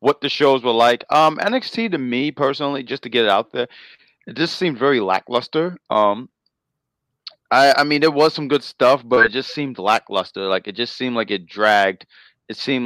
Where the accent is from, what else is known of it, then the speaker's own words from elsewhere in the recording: New York City, New York, United States; I'm from Queens. I got to represent Queens